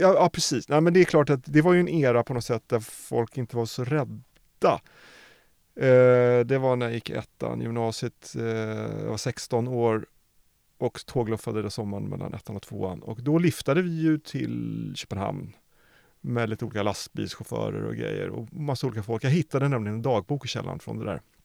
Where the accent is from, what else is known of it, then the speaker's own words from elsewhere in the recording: Norrköping, Östergötland, Sweden; jag är född i Norrköping